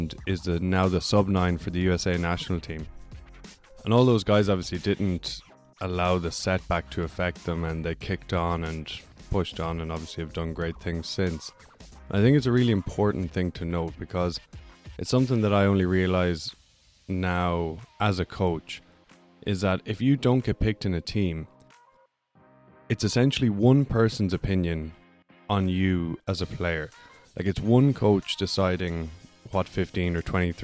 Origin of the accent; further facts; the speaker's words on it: Ireland; growing up in Ireland